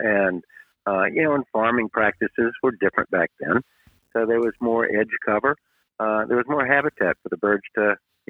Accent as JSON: {"language": "English", "town": "Greenville", "region": "South Carolina", "country": "United States", "tie": "born or raised there", "said": "Yeah, well, I grew up outside of Greenville, South Carolina"}